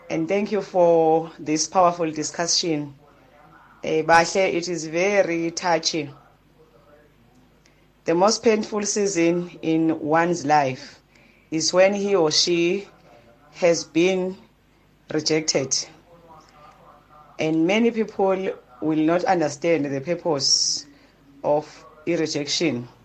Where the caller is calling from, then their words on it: Harding, KwaZulu-Natal, South Africa; from Harding emasamini.